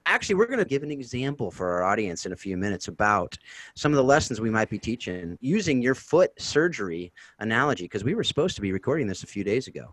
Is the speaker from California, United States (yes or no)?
yes; Southern California, United States; I'm actually from South California, which is a little different and a different accent